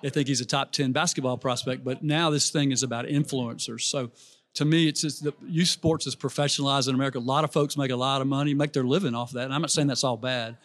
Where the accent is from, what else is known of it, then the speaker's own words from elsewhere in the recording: Birmingham, Alabama, United States; I grew up in Birmingham, Alabama.